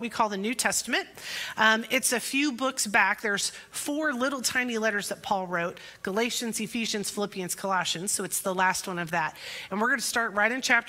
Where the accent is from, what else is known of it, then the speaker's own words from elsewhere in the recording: Pekin, Illinois, United States; Pekin's my hometown, and Pekin First Nazarene is my home church